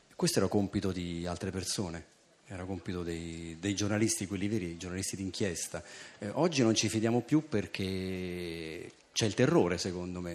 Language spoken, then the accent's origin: Italian; Italy